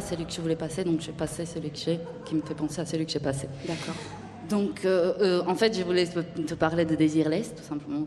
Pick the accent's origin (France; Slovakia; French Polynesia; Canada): Slovakia; French is a second language; moved away